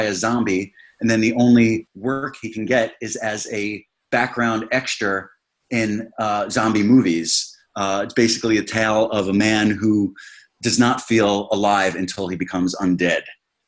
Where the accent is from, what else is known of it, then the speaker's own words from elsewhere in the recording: Bellmore, New York, United States; my hometown of Belmore, New York, on Long Island, where I grew up